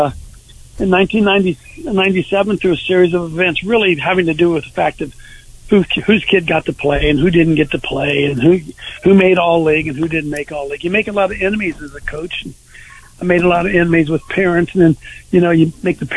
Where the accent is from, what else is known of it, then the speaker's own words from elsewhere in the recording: Columbus, Ohio, United States; I'm from Columbus, Ohio